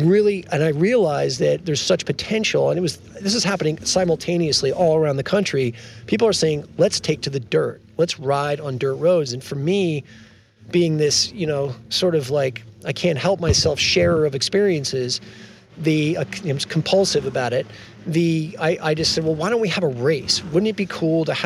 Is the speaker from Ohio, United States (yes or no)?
no; New Jersey, United States; born or raised there